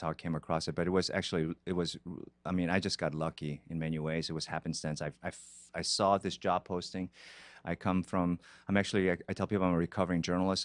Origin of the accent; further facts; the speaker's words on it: Brazil; moved away as an adult; also born or lived in Korea / Boston; now in Los Angeles, United States; was born in Korea. I was raised in Brazil